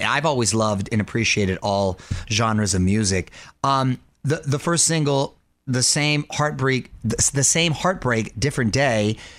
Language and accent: English; Del Mar, California, United States; We were in Del Mar, my hometown in San Diego, at the Del Mar Fair